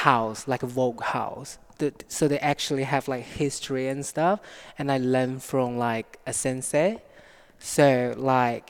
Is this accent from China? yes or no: yes; Nanning, Guangxi, China; moved away as an adult; now in United Kingdom; I was born in China, South China, a small city called Nanning